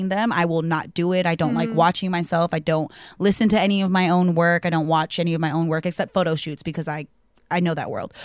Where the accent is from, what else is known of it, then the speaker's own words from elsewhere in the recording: Central Valley, California, United States; also born or lived in Oahu, Hawaii; I grew up in the Central Valley next to some cows